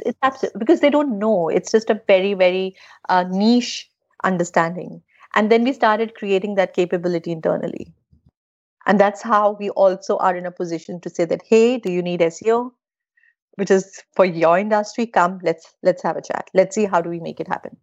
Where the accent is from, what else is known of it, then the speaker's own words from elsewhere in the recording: India; I'm from India